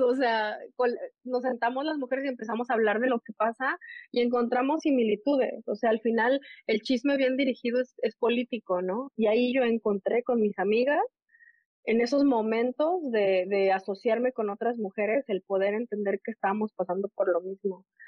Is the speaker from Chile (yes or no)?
no; Puebla, Mexico; moved away as an adult; now in Bronx, New York, United States; crecer donde crezco, en Puebla, soy de Puebla, soy de Mayorazgo, de un barrio del sur de la ciudad, y luego soy migrante